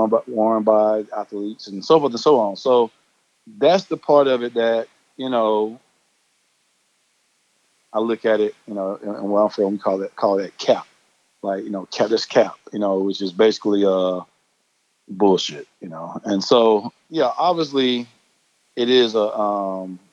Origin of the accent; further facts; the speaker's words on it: Atlanta, Georgia, United States; I grew up in Atlanta